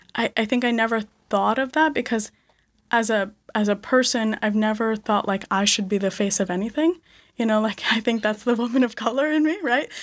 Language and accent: English; Connecticut, United States; also born or lived in India / Bronx, New York; we moved to Connecticut